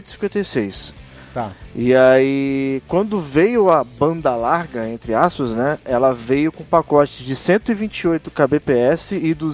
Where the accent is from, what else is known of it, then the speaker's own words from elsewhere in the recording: São Paulo, Brazil; pra quem não sabe, tanto eu quanto o Cris, nós somos da Baixada Santista, tá?